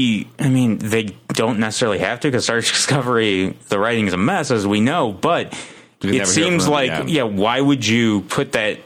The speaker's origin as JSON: {"language": "English", "country": "United States", "said": "I'm American."}